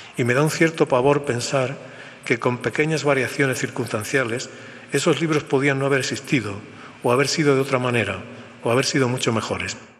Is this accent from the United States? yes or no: no; Spain